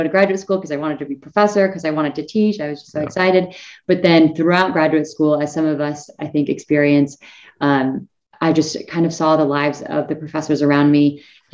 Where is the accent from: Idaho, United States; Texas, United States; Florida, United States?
Idaho, United States; northern; also born or lived in San Diego, California; now in Colorado, United States; I was actually born in San Diego, California, and didn't actually grow up there. I grew up in a small town in northern Idaho, actually, right next to the Canada border